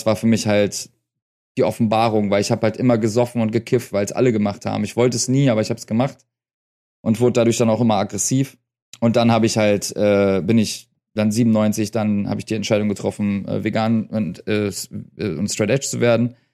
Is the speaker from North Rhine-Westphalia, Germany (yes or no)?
yes; North Rhine-Westphalia, Germany; now in Berlin, Germany; da sind wir gerade nach Berlin gezogen. Ich komme halt aus Nordrhein-Westfalen. Wir sind aber 88 oder 89 mal nach Berlin gezogen, also vor Mauerfall sind wir in Berlin gewesen und äh, in Schöneberg.